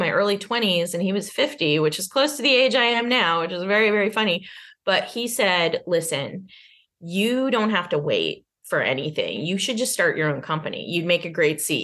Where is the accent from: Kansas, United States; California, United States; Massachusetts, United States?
Massachusetts, United States; Arlington; I grew up in Arlington, Massachusetts